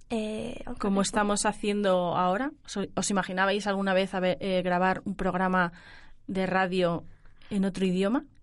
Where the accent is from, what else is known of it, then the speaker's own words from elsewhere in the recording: Tokyo, Japan; Spanish is a second language; moved away as an adult; now in Alcalá de Henares, Spain; soy de Tokio, centro de Japón.